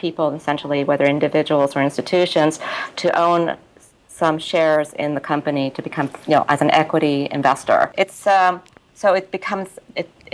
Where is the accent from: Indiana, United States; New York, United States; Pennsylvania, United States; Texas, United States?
New York, United States; moved away as an adult; also born or lived in Japan / Tokyo / Hong Kong; I was here, also in New York, my hometown essentially